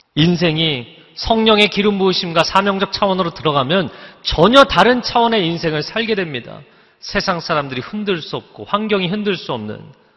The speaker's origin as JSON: {"language": "Korean", "region": "Seoul", "country": "South Korea", "tie": "born or raised there", "said": "제가 어린 시절에 잠실에 살았는데"}